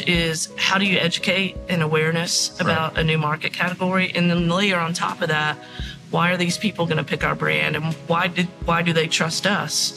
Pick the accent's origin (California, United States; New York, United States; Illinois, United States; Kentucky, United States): Kentucky, United States; I'm originally from Kentucky, from mm-hmm. the Commonwealth of Kentucky